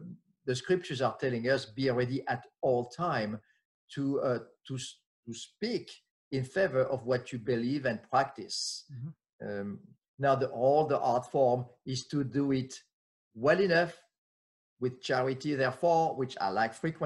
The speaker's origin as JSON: {"language": "English", "country": "France", "tie": "born or raised there", "second_language": "English", "moved": "as an adult", "lives_now": "United States", "said": "I'm French, was born and raised in France"}